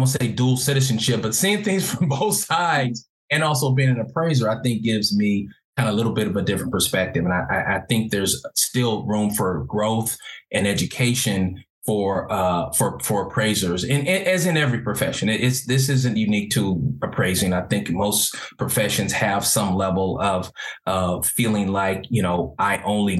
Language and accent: English; Los Angeles, California, United States; also born or lived in Carson, California / Orange County, California; growing up in Los Angeles, most of my life, my formative years, I was mostly around Black people